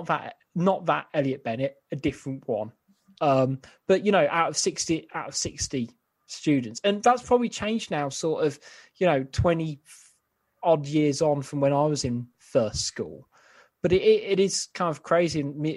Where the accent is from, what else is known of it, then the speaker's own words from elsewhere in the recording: Codsall, West Midlands, United Kingdom; I grew up in Codsall, so 3-4 miles down the road, is it?